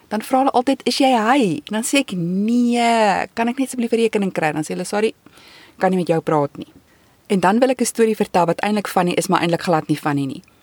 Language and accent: Afrikaans; South Africa; moved away as an adult; now in Canada; ek as 'n Suid-Afrikaner